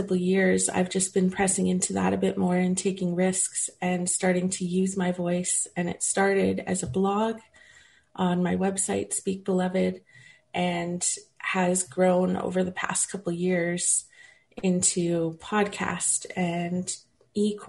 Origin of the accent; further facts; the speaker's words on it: Winnipeg, Manitoba, Canada; moved away as an adult; now in California, United States; I grew up in Winnipeg. I love Winnipeg. I was born and raised there